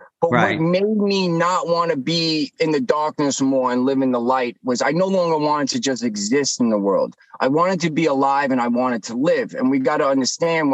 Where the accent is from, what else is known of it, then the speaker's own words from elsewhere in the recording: New York, United States; I'm from New York